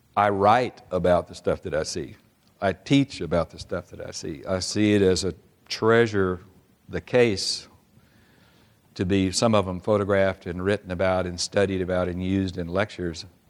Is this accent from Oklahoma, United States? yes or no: yes; Oklahoma City, Oklahoma, United States; I'm from Oklahoma City, and we have a little team there called the Thunder.